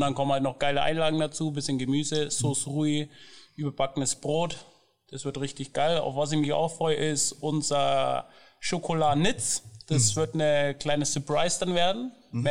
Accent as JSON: {"language": "German", "town": "Nuremberg", "region": "Bavaria", "country": "Germany", "tie": "born or raised there", "said": "ich komme ursprünglich auch aus Nürnberg"}